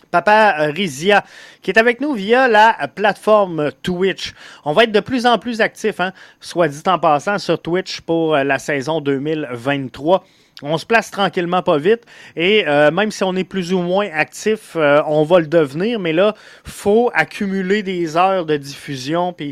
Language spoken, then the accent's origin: French; Montreal, Quebec, Canada; je suis un Montréalais à Montréal?